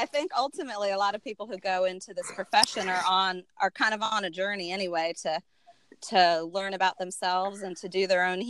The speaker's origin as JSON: {"language": "English", "town": "Washington", "region": "District of Columbia", "country": "United States", "tie": "born or raised there", "said": "I am a Washington, D.C. native"}